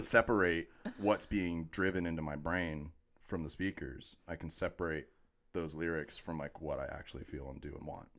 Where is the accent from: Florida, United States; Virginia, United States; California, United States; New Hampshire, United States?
Florida, United States; Orlando; I was born and raised in Orlando.